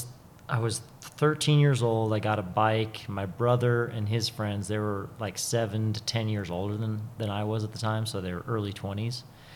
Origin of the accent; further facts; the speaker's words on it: Butte, Montana, United States; They had a ski shop in Butte, Montana that I grew up working